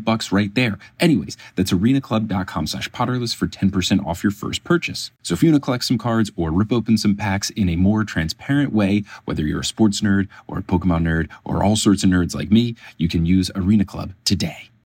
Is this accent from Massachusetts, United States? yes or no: no; New Jersey, United States; I was growing up in New Jersey